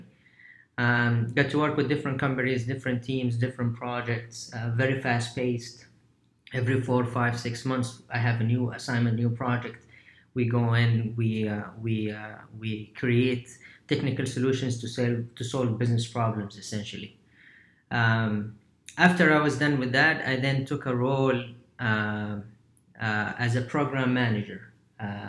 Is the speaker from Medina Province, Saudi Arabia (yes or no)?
yes; Medina, Medina Province, Saudi Arabia; moved away as an adult; also born or lived in London, United Kingdom / New York, United States; So I'm from Saudi, born and raised in the city of Medina, Medina Munawwara.